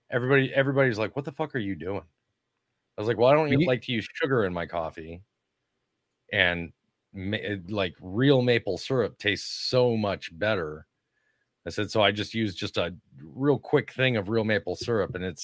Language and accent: English; Minnesota, United States; moved away; I grew up in Minnesota, which is lower Canada